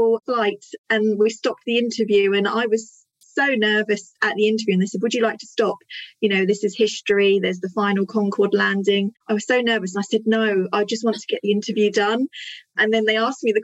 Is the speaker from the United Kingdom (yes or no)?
yes; Isle of Wight, South East England, United Kingdom; I was born and raised on the Isle of Wight